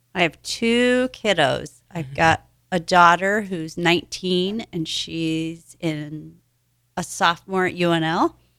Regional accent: Hastings, Nebraska, United States; I grew up in Hastings, Nebraska, so not too far away.

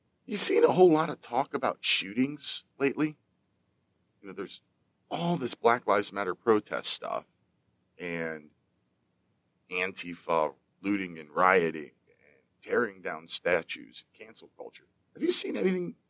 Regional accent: Pennsylvania, United States; my home state of Pennsylvania

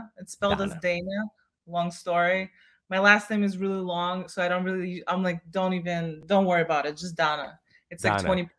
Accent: Kazakhstan; first language Russian; English is a second language; now in United States

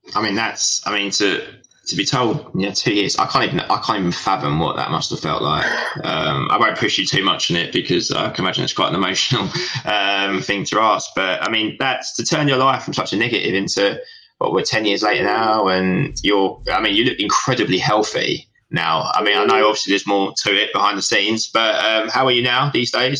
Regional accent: Southend-on-Sea, East of England, United Kingdom; we're both from Southend

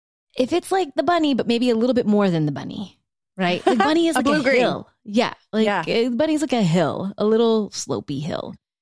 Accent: Louisiana, United States; And I had never even seen fucking snow like this before in my life. I'm from South Louisiana. I'm like, I've only ever seen this in the movies.

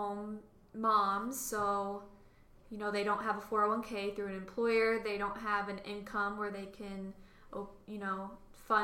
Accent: Akron, Ohio, United States; I'm from Akron, and my synagogue

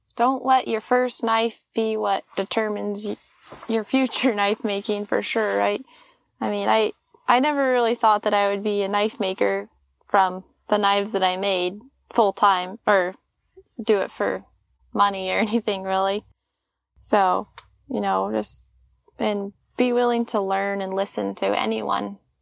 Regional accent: Washington, United States; moved away as an adult; now in Alaska, United States; I'm a farm girl from Washington. I grew up growing oats and barley and wheat

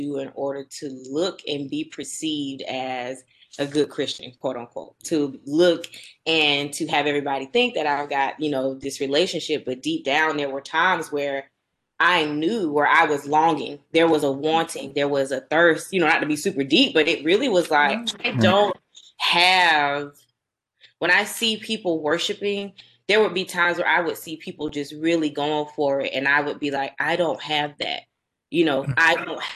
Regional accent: Warner Robins, Georgia, United States; also born or lived in Byron, Georgia; I am from Middle Georgia, Warner Robins particularly

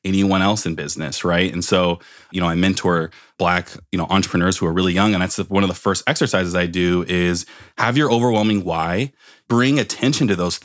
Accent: Palo Alto, California, United States; growing up in Palo Alto, California, one of the whitest areas in the world

